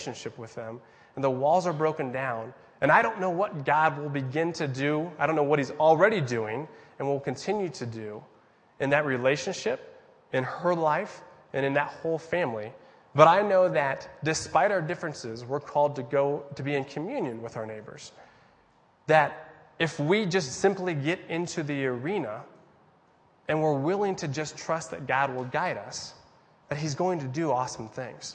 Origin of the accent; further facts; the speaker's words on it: United States; I'm a Christian and because I'm an American